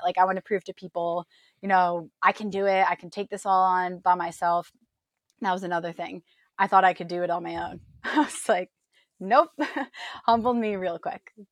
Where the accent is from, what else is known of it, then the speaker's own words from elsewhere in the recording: New York, United States; moved away as an adult; also born or lived in Illinois; now in San Diego, United States; I was born and raised in New York